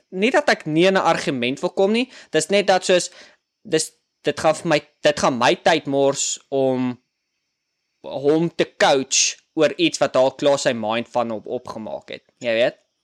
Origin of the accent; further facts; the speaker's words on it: South Africa; moved away as an adult; now in United States; ek is oorspronklik van Suid-Afrika